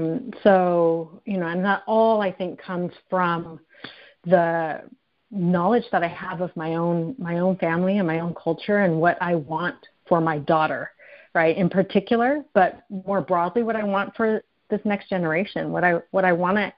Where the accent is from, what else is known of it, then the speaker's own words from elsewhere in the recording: United States; I'm Japanese American, and I'm fourth generation in the Japanese American community